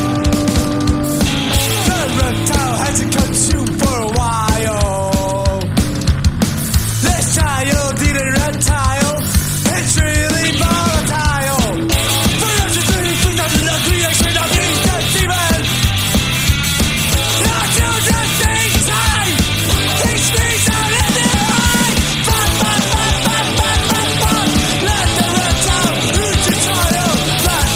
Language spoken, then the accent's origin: English; Chester, North West England, United Kingdom; also born or lived in Northwich; I was born in Chester and I worked in Northwich for many a year, and I do live in the county of Cheshire